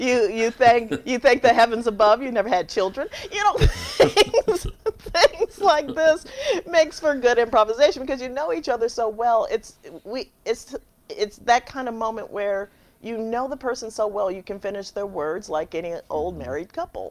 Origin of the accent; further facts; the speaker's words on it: Chicago, Illinois, United States; moved away; also born or lived in San Francisco / Los Angeles; I'm from Chicago.